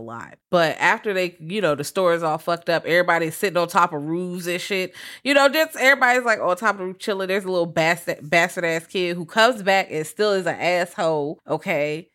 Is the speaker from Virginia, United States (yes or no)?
yes; Virginia, United States; I'm from Virginia